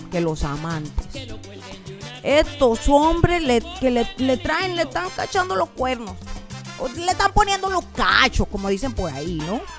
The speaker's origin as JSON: {"language": "Spanish", "country": "Cuba", "lives_now": "Mexico", "said": "yo soy cubana, yo vengo de la isla, de allá de la isla, de, de Cuba, de, de mi tierra, de mi país, de Cuba pero yo ya hablo como una mexicana, güey."}